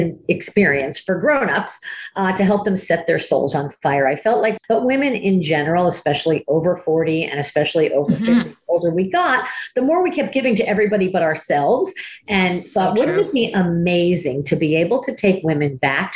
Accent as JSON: {"language": "English", "town": "Miami", "region": "Florida", "country": "United States", "tie": "born or raised there", "said": "I was from Miami"}